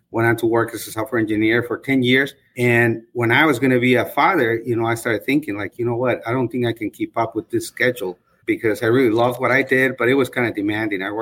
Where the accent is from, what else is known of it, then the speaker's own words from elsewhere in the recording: Bolingbrook, Illinois, United States; I'm from Bolingbrook, and I've had my agency for close to 15 years